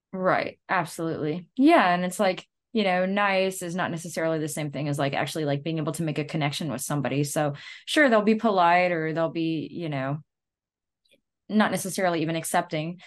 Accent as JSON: {"language": "English", "region": "Louisiana", "country": "United States", "said": "we're from Louisiana"}